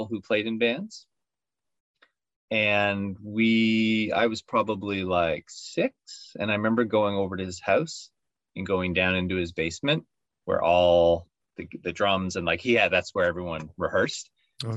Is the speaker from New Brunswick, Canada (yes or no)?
yes; Saint John, New Brunswick, Canada; also born or lived in Boston / Antigonish / Miami; So I was born and raised in St. John